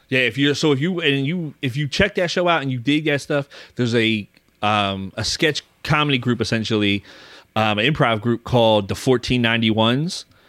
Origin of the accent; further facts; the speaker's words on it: Philadelphia, Pennsylvania, United States; I grew up in Philly